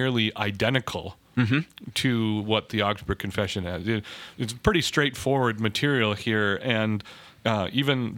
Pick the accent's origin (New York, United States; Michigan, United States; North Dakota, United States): North Dakota, United States; Grand Forks; now in Minnesota, United States; growing up in Grand Forks on the plains, or south of Grand Forks on the farm